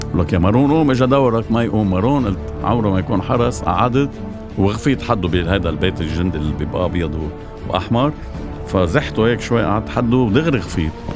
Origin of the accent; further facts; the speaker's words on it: Bikfaya, Mount Lebanon, Lebanon; وابن ضيعتي بكفية